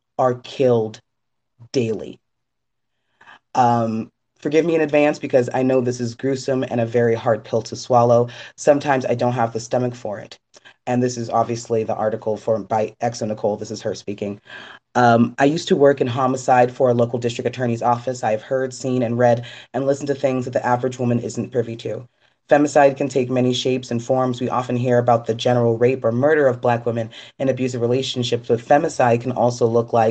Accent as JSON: {"language": "English", "country": "Trinidad & Tobago", "said": "my home country of Trinidad"}